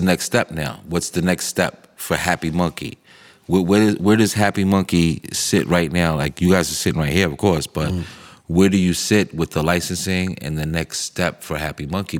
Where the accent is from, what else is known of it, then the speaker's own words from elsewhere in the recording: New York City, New York, United States; where we came from, growing up in Harlem, uptown, Broadway